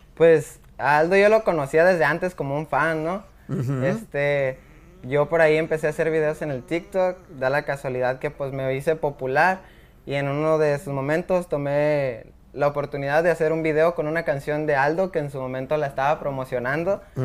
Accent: Los Altos de Jalisco, Mexico; Los Altos de Jalisco, un pueblo que se llama Gnostic

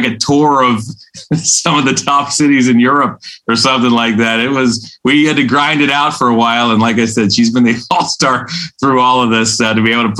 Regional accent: Western Pennsylvania, United States; moved away; I'm from Western Pennsylvania, right? So there's no NBA team there. I grew up watching the Penguins.

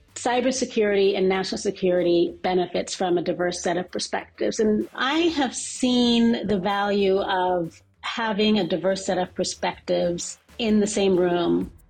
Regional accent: West Coast, United States; also born or lived in Bahamas; I grew up in the West Coast of the United States, but also in the Bahamas, and was forced at a young age to switch cultures often, sort of code switch on a regular basis.

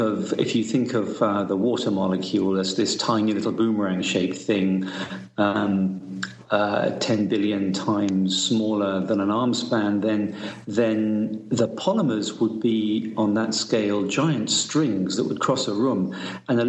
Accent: South East England, United Kingdom; I was born in Southeast England, early 60s

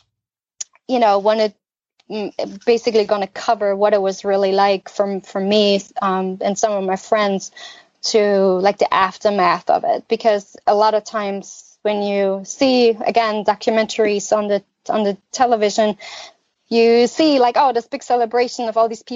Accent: East Germany, Germany; I have a lot of good, positive memories of growing up in East Germany

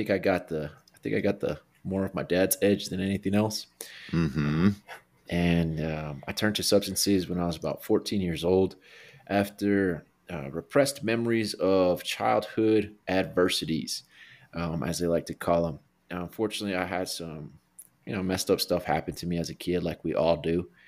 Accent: Albuquerque, New Mexico, United States; I'm from Albuquerque, New Mexico, born and raised, the Duke City.

